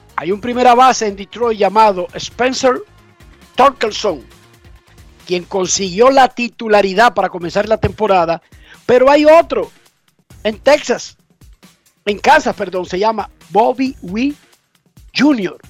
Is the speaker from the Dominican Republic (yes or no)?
yes; Dominican Republic; Somos nosotros los dominicanos